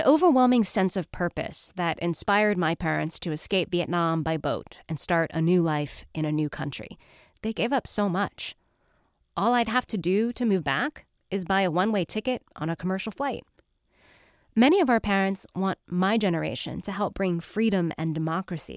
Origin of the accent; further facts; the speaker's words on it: United States; also born or lived in Seattle; I was born in America. This is my home. This is the place that made me who I am.